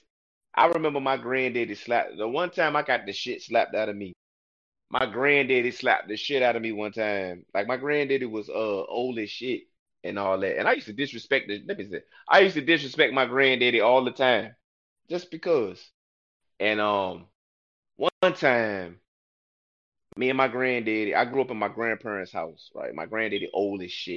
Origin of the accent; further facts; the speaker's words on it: Newport News, Virginia, United States; I'm from New Panoos.